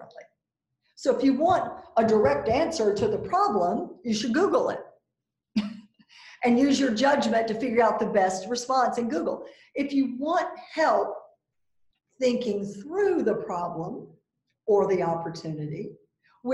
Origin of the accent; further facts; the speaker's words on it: the South, United States; I'm from the South, so I've got a certain, you know, thing around being a Southern woman.